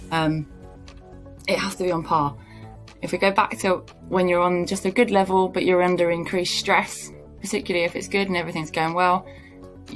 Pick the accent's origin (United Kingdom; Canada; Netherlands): United Kingdom; I'm pretty British